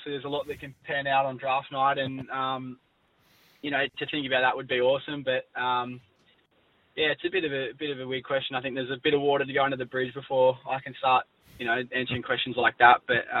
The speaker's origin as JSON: {"language": "English", "town": "Sydney", "region": "New South Wales", "country": "Australia", "tie": "born or raised there", "said": "But, obviously, I was born in Sydney"}